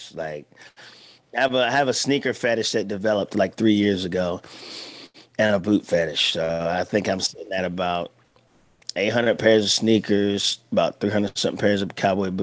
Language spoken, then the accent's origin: English; Milton, Delaware, United States; moved away; my hometown, Milton, Delaware